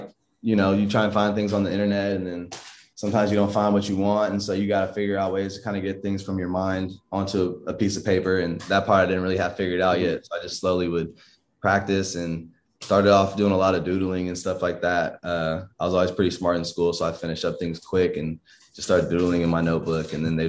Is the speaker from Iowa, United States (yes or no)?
no; Inglewood, California, United States; I grew up in Inglewood, California. Just all over LA too.